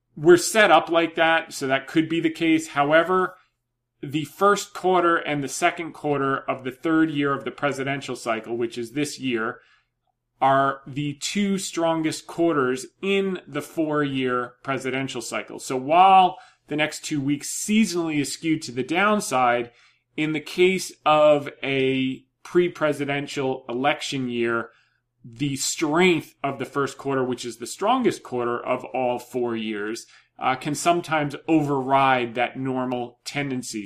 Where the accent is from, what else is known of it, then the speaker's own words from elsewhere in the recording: New Jersey, United States; moved away; I grew up in Jersey